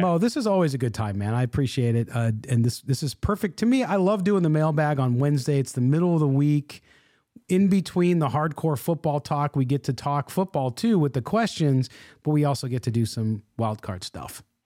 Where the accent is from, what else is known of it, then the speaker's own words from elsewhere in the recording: Chicago, Illinois, United States; moved away; I was from Chicago